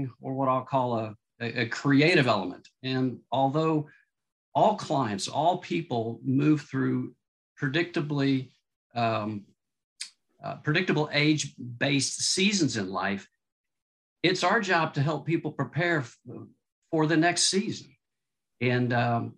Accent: Austin, Texas, United States; born or raised there; also born or lived in Southern California

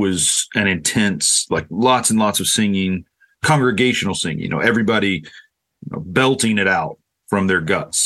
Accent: Oklahoma, United States; now in Lakeland, United States

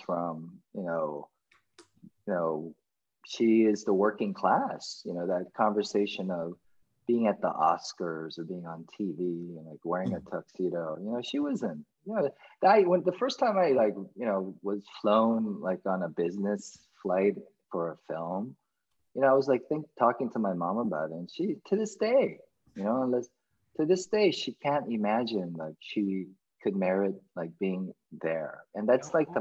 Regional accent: United States; as an american kid you adopt and you you digest everything that is beautiful about being growing up in America

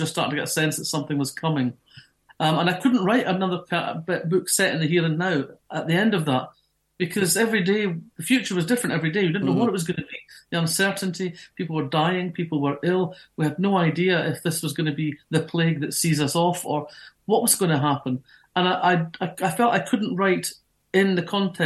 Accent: Fife, Scotland, United Kingdom; moved away as an adult; I grew up in Fife

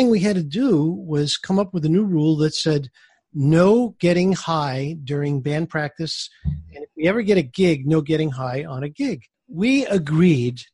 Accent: New York City, New York, United States; I grew up in Brooklyn, New York

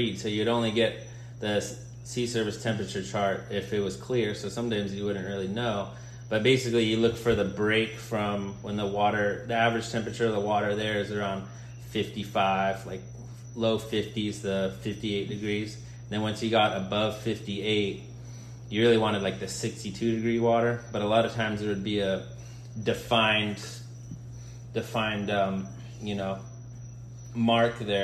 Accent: San Jose, California, United States; now in Kona, United States; I'm from San Jose, California, which is inland

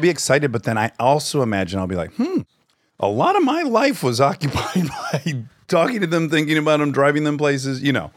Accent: Detroit, Michigan, United States; I'm from Detroit area

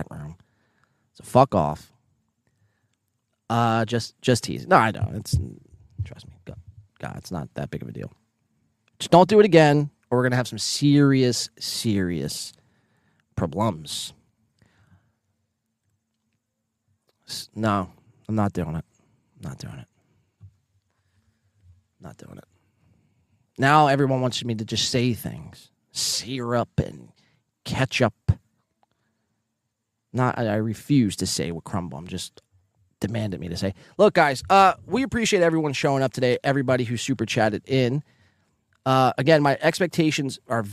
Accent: Northeast, United States; accent: Northeastern; that's just my Northeastern accent

